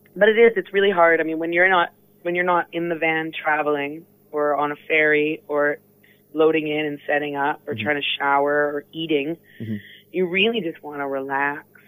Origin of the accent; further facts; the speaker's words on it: Vancouver, British Columbia, Canada; growing up in Vancouver is really different than growing up in New York or growing up in London